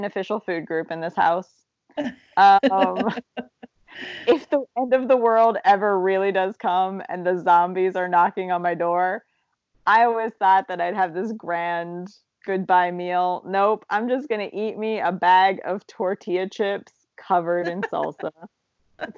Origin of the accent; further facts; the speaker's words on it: Zanesville, Ohio, United States; when I was a kid in the 80s in Ohio